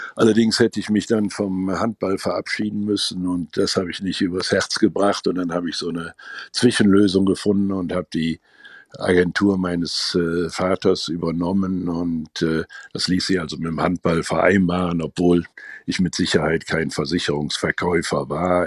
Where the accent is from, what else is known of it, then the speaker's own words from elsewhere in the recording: Gummersbach, North Rhine-Westphalia, Germany; meine Heimatstadt.